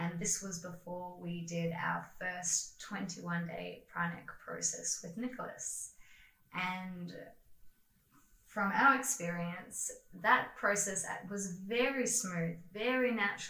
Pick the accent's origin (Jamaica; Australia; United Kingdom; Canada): Australia; moved away as an adult; also born or lived in China; we are Qigong teachers from Australia.